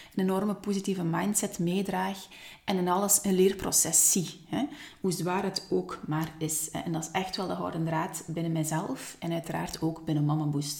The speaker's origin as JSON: {"language": "Dutch", "town": "Ghent", "region": "Flanders", "country": "Belgium", "also_born_or_lived": "Hofstade, Belgium", "accent": "Ghent", "moved": "yes", "said": "oorspronkelijk wel vanuit het Gentse. Vandaar ook mijn Gents accent"}